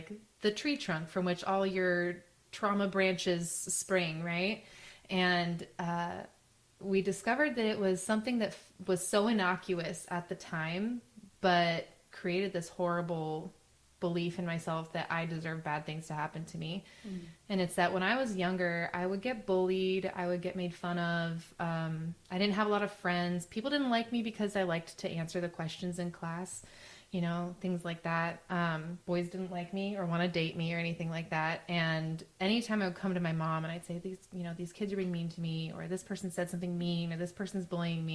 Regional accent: Arizona, United States; I grew up in Arizona to a single mom.

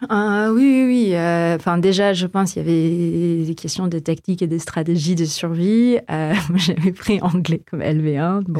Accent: Philippines; French is a second language; moved away as an adult; also born or lived in Canada; now in France; j'ai grandi aux Philippines aussi

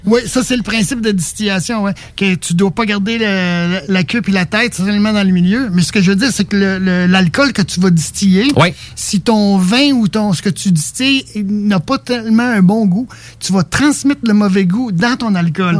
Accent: Quebec, Canada; je suis Québécois

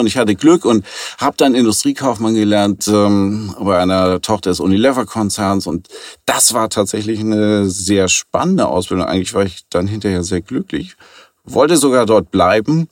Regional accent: Hamburg, Germany; Ich komme aus Hamburg und bin hier gebürtig in der dritten Generation tatsächlich, also echter Hamburger

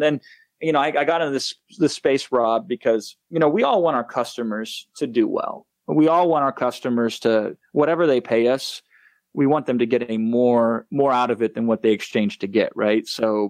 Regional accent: Iowa, United States; moved away as an adult; now in Los Angeles, United States; I am a 35-year-old man that still thinks he's a small-town Iowa boy because I grew up in the Midwest until like 3 years ago, moved out to here. I'm in Los Angeles now, but I've always kind of kept that Midwest values.

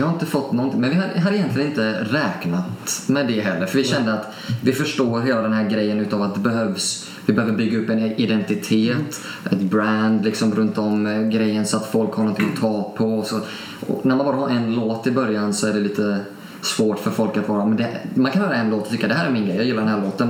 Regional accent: Alingsås, Västra Götaland, Sweden; Jag är uppvuxen lite utanför Alingsås

